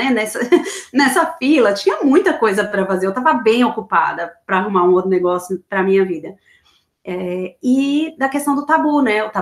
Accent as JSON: {"language": "Portuguese", "region": "São Paulo", "country": "Brazil", "tie": "born or raised there", "lives_now": "Florida, United States", "said": "Eu, eu sou de São Paulo, morei a vida inteira em São Paulo."}